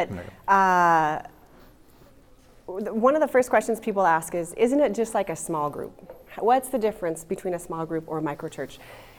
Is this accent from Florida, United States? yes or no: no; Montana, United States; moved away; So. I'm from Montana.